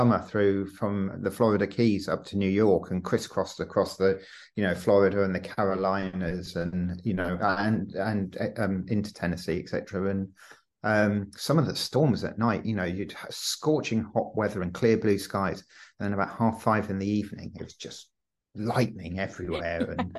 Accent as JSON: {"language": "English", "town": "Stratford-upon-Avon", "region": "West Midlands", "country": "United Kingdom", "tie": "born or raised there", "also_born_or_lived": "London", "moved": "as an adult", "said": "I was brought up in Stratford-upon-Avon"}